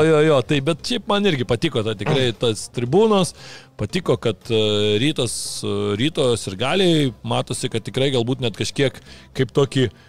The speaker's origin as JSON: {"language": "Lithuanian", "town": "Vilnius", "region": "Vilnius County", "country": "Lithuania", "said": "kaip Vilnietis"}